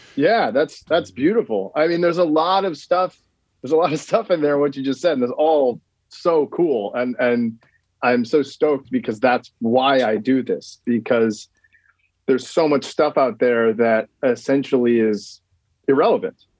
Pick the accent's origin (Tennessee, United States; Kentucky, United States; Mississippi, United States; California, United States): California, United States; Sonoma County, Northern; now in Los Angeles, United States; Sonoma County, like kind of where I grew up in NorCal